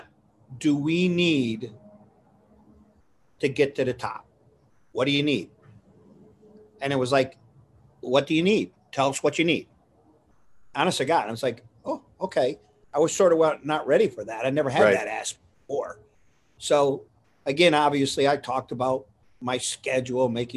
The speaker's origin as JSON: {"language": "English", "area": "Coal Region", "region": "Pennsylvania", "country": "United States", "tie": "born or raised there", "said": "Being raised, born and raised in the Coal Region"}